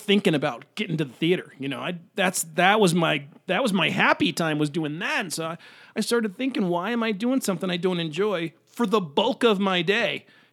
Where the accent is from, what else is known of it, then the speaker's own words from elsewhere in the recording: Chicago, Illinois, United States; moved away as an adult; now in Denver, United States; Chicago, for me, I grew up in the suburbs